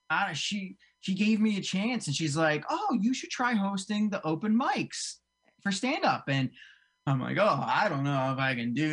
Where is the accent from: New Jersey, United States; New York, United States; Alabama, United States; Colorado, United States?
New Jersey, United States; So actually, I grew up in South Jersey. I grew up right outside of uh, like Cherry Hill, uh, way down south